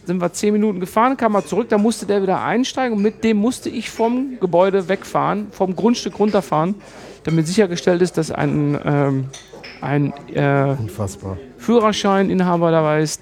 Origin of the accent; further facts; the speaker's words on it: Germany; Normalerweise dachte ich eigentlich als Deutscher, du bist auf den Straßen unterwegs, das geht hier alles viel zu langsam